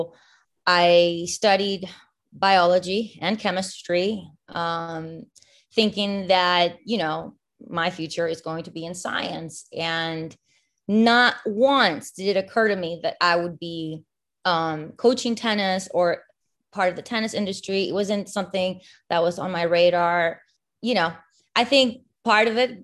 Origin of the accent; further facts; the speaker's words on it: Barquisimeto, Lara, Venezuela; English is a second language; now in United States; I'm originally from a town called Barquisimeto, which is in Venezuela